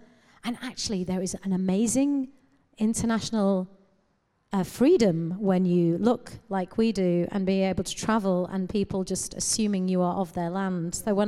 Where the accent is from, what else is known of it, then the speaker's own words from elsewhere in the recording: United Kingdom; It's weird because I've been saying I'm of this land and I'm British, but I cannot bring myself to say I'm English.